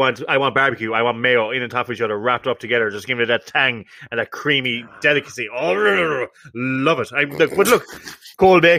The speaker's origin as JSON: {"language": "English", "country": "Ireland", "said": "I'm Irish"}